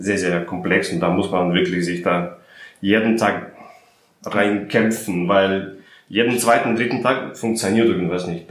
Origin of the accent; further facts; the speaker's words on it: Russia; now in Berlin, Germany; ich komme aus Russland